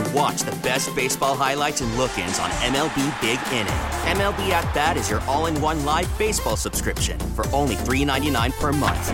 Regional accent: Oregon, United States; I'm from Oregon.

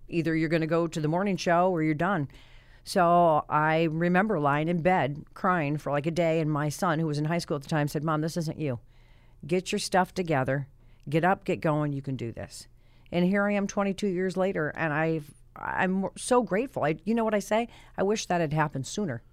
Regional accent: Colorado, United States; moved away as an adult; now in Hartford, United States; I'm from Colorado

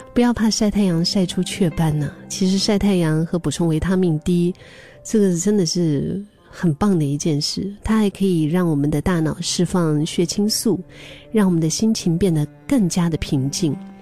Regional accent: Dali, Yunnan, China; now in Singapore; 我的老家，因为我老家是云南大理，云南是属于高原

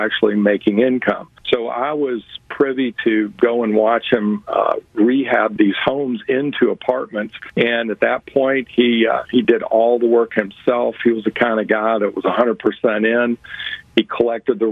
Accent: Louisville, Kentucky, United States; I'm from Louisville, Kentucky

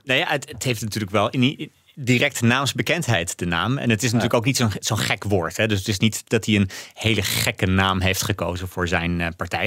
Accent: Netherlands; als Nederlander

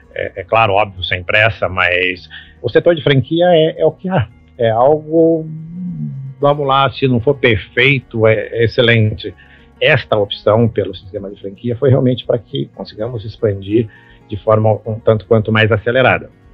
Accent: Belo, interior of Minas Gerais, Brazil; moved away; eu nasci em Belo lá no interior de Minas Gerais

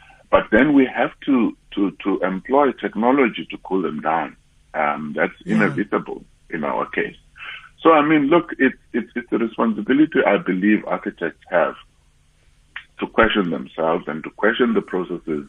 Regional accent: Eastern Cape, South Africa; I come from the Eastern Cape

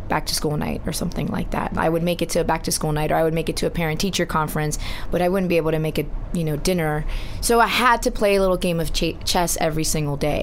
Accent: Laguna Hills, California, United States; first language Spanish; English is a second language; the, city that I grew up in, which really? was Laguna Hills

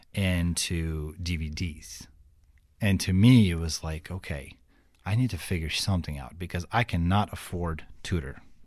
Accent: Kyiv, Ukraine; English is a second language; moved away as an adult; now in Fort Wayne, United States; I grew up in Kiev and Kiev is like full of traffic jams

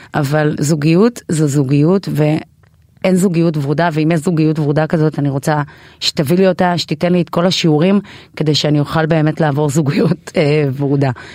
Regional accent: Israel; also born or lived in Ethiopia; באתי מאתיופיה, אבל אני ישראלית לכל דבר

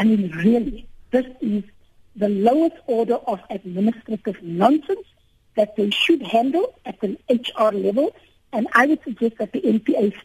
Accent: South Africa; as a South African and as a taxpayer

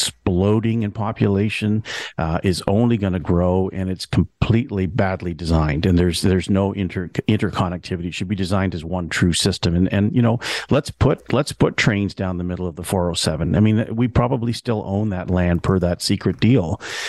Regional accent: Canada; I mean, we're Canadian, so all we do is tolerate things.

